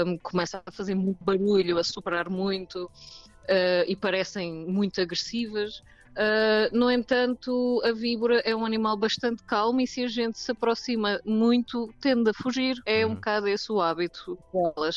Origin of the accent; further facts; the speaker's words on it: South Africa; eu nasci na África do Sul